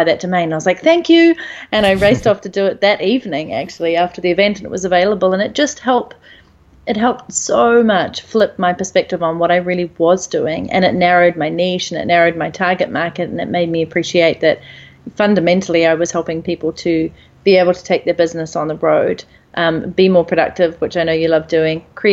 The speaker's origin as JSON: {"language": "English", "country": "New Zealand", "moved": "as an adult", "said": "I'm initially from New Zealand"}